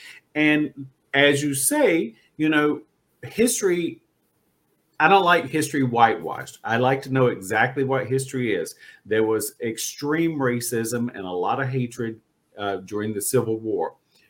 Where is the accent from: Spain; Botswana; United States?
United States; North Carolina; and I grew up in North Carolina